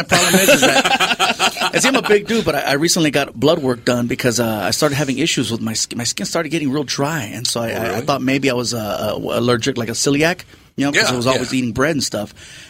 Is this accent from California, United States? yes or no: yes; Long Beach, California, United States; Long Beach, California.